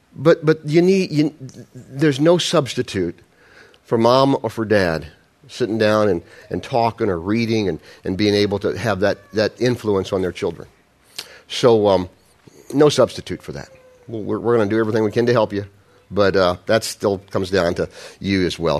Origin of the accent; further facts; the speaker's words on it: Midwest, United States; I'm a Midwesterner